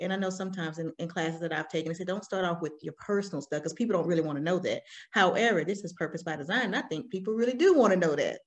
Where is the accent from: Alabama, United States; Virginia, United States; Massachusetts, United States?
Alabama, United States; accent: country accent; now in South Carolina, United States; I'm raised, I'm raised from Alabama, the South